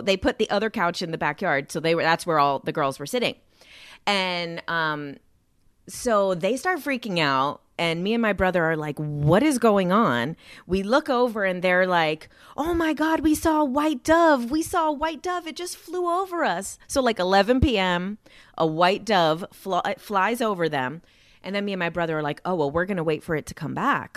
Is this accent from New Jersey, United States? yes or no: yes; Jersey City, New Jersey, United States; I grew up in Jersey City, New Jersey